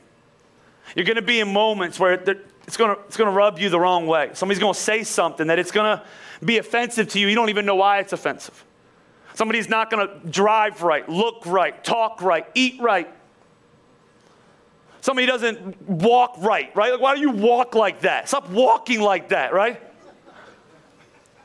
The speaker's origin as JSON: {"language": "English", "town": "Philadelphia", "region": "Pennsylvania", "country": "United States", "said": "I'm from Philly. I'm Italian"}